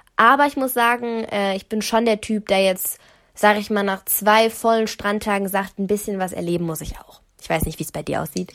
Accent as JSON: {"language": "German", "country": "Germany", "tie": "born or raised there", "said": "ich wohne da seit immer, schon immer"}